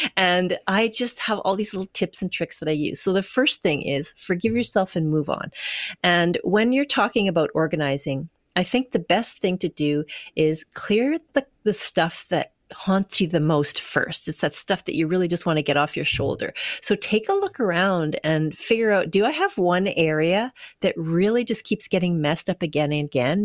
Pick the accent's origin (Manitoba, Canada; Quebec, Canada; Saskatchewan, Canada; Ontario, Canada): Manitoba, Canada; Winnipeg; moved away as an adult; now in British Columbia, Canada; I'm from Winnipeg, and I lived there for forty years before I moved to B C